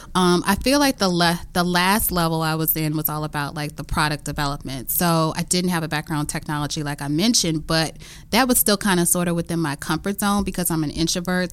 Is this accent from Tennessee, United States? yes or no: yes; Memphis, Tennessee, United States; now in Washington, D.C., United States; growing up in the South